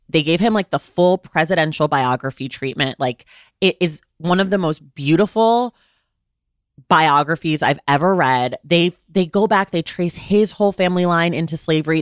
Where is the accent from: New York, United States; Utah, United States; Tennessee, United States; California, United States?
California, United States; I'm a Californian